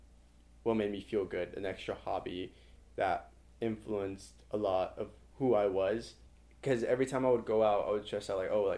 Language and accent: English; Hawthorne, California, United States; moved away as an adult; now in Berkeley, United States; I am from Hawthorne, California, which is located in LA.